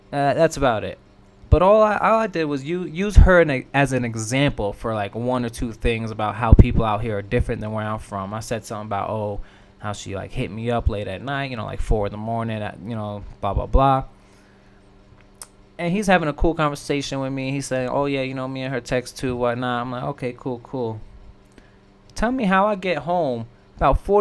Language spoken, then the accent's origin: English; New York, United States; now in Midwest, United States; I am from the East Coast. I am from New York